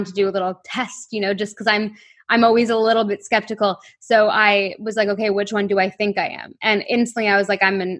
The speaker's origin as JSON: {"language": "English", "town": "Toronto", "region": "Ontario", "country": "Canada", "tie": "born or raised there", "moved": "as an adult", "lives_now": "London", "said": "where I grew up in Toronto"}